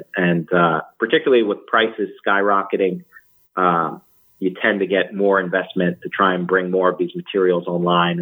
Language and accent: English; Jersey Shore, New Jersey, United States; I grew up on the Jersey Shore